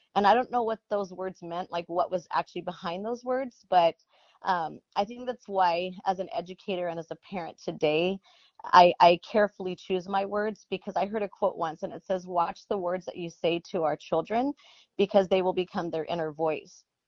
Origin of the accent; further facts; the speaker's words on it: Coachella Valley, Southern California, United States; growing up in the Coachella Valley, um, it's Southern California